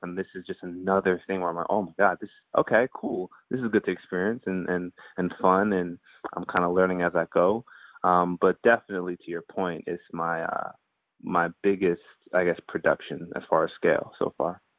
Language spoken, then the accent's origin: English; Guyana; born or raised there; also born or lived in Antigua; now in United States